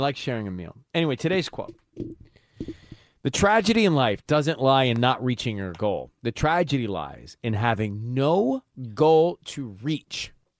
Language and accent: English; Atlanta, Georgia, United States; my hometown where I grew up of Atlanta.